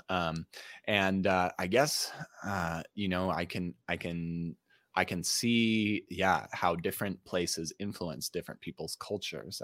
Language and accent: English; Utah, United States; i grew up in utah